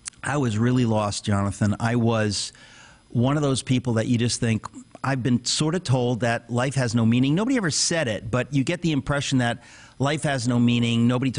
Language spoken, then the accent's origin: English; New York City, New York, United States; moved away; also born or lived in Astoria, Queens / Jackson Heights, Queens / Danbury, Connecticut; I was born, grew up in Queens